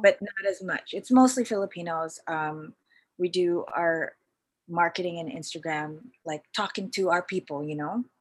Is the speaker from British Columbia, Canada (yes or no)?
yes; Vancouver, British Columbia, Canada; moved away as an adult; also born or lived in Philippines; now in Toronto, Canada; I moved to Toronto from Vancouver after when I was your age. I was mm-hmm. like 27.